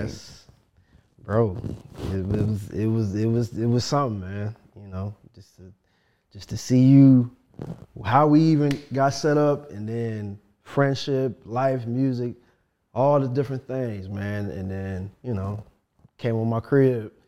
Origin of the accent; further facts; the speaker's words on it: Chicago, Illinois, United States; also born or lived in Detroit; I went to go live with my mother in Chicago